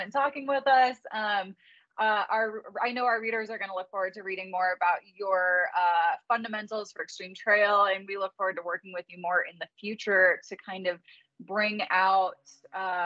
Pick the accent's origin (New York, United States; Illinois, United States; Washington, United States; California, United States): Illinois, United States; Chicago; now in Colorado, United States; I'm from Chicago